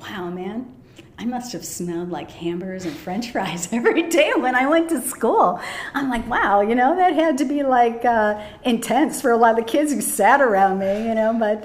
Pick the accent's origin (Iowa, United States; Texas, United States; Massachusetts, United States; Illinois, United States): Illinois, United States; Des Plaines; also born or lived in Chicago; I was born in Chicago proper, but when I was uh, five, we moved to the suburbs, a suburb named Des Plaines. And, um, you know, I had a Midwestern childhood